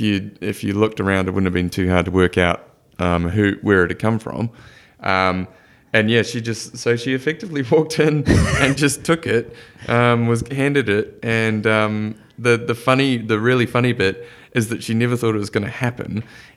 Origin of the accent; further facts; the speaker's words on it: New Zealand; Now, as a Kiwi, I have a soft spot for OKC just because of Stephen Adams.